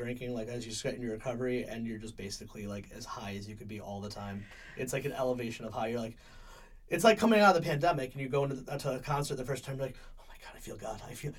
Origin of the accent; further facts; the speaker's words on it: Meriden, Connecticut, United States; I'm from Meriden.